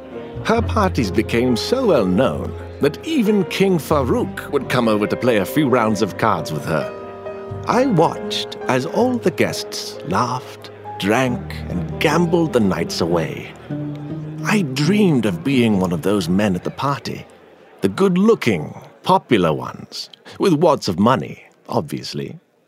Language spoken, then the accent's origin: English; Alexandria, Alexandria Governorate, Egypt; born there; I was born in 1932 in Alexandria. My family is Syrian and Lebanese. We were Catholics who settled in Egypt long ago.